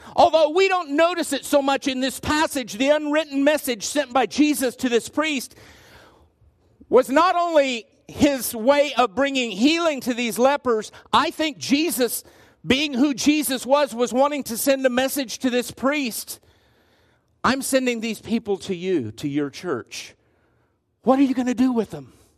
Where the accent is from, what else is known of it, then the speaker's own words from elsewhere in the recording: Garden City, United States; much like the one that I grew up in in Garden City